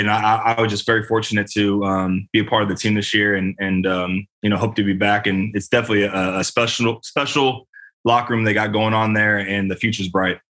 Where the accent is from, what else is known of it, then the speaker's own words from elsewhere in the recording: Bay Area, California, United States; moved away as an adult; also born or lived in Indianapolis; I'm from California. I'm I'm I'm a Bay Area native